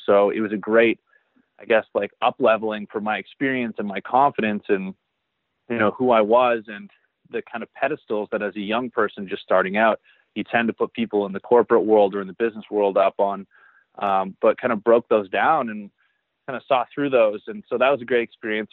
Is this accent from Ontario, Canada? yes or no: yes; Barrie, Ontario, Canada; I actually grew up in Barrie, Ontario, Canada